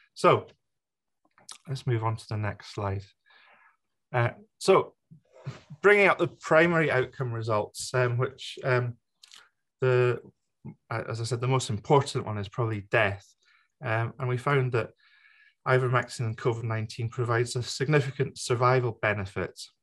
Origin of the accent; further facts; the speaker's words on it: United Kingdom; myself being the British member of the FLCCC